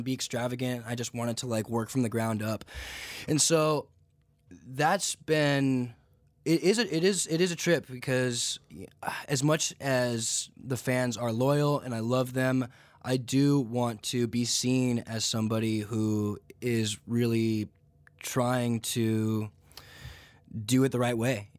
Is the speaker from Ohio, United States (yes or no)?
no; Santa Clarita, California, United States; also born or lived in Santa Monica / Atlanta; I was born in Santa Monica. I grew up just north in Santa Clarita